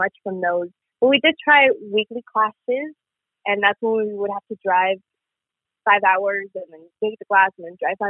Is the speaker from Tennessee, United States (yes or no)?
no; San Antonio, Texas, United States; also born or lived in El Paso, Texas; I'm originally from El Paso, Texas, and then I moved to San Antonio, Texas, when I was around 6 years old